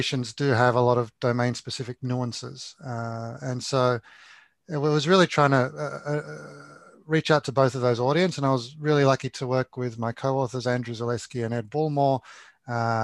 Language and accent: English; Australia